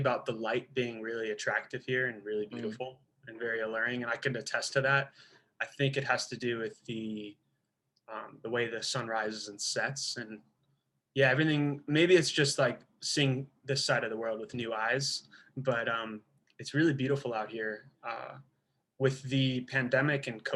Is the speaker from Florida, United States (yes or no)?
no; Georgia, United States; moved away as an adult; also born or lived in Haifa, Israel / Baltimore, Maryland / Philadelphia; now in Palo Alto, United States; So I was born in Israel, Haifa, Israel, and moved when I was 3 and some change to Georgia. I grew up in Georgia